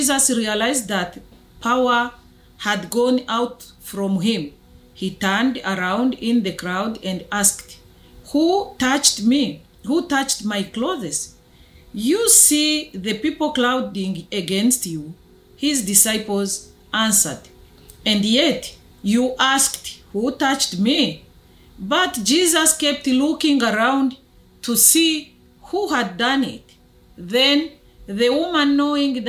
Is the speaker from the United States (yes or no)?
no; Rwanda; I'm from Rwanda in Africa.